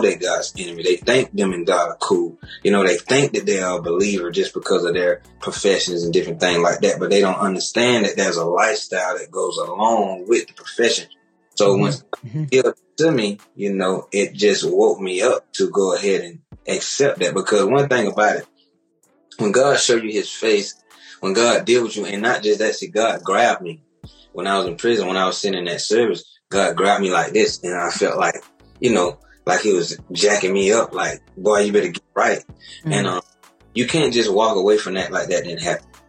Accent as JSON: {"language": "English", "town": "Macon", "region": "Georgia", "country": "United States", "tie": "born or raised there", "said": "Me and Zeno, we're actually from Macon, living Macon, born and raised."}